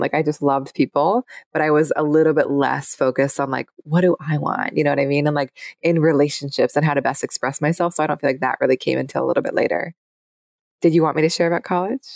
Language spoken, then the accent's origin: English; Seattle, Washington, United States; I grew up in Seattle.